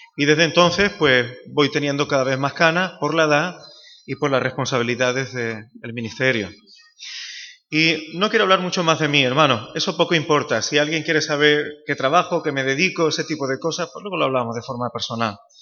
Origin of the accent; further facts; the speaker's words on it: Málaga, Andalusia, Spain; moved away as an adult; now in Seville, Spain; soy un malagueño afincado desde hace casi casi ya 20 años en Sevilla